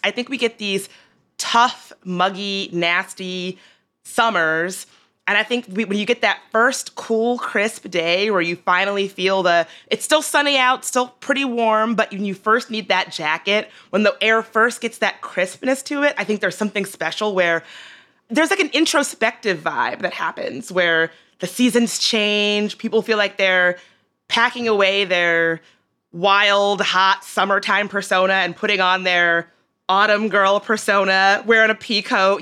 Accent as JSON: {"language": "English", "town": "Richmond", "region": "Virginia", "country": "United States", "tie": "born or raised there", "moved": "yes", "lives_now": "Washington, D.C., United States", "said": "I grew up in Richmond"}